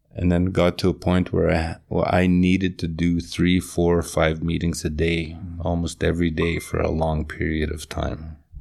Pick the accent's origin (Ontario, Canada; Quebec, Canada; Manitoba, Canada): Manitoba, Canada; Pine River; moved away; also born or lived in Alberta; my hometown of Pine River.